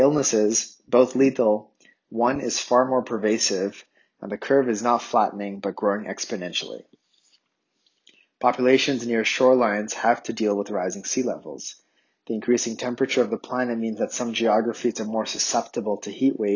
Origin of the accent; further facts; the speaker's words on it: Ottawa, Ontario, Canada; moved away; I grew up in Ottawa, Canada's capital city